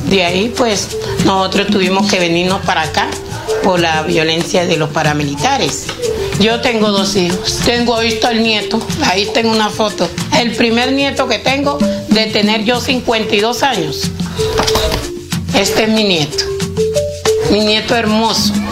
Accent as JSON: {"language": "Spanish", "town": "Pelaya", "region": "Cesar", "country": "Colombia", "also_born_or_lived": "Buenaventura", "moved": "as an adult", "lives_now": "Piedecuesta, Colombia", "said": "Soy de Pelaya Cesar, eh, duré en Buenaventura ocho años."}